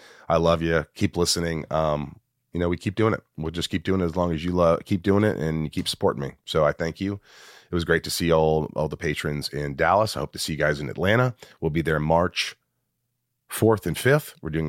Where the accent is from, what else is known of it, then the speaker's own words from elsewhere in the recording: Sweden; I don't do it Swedish. I'm from Sweden.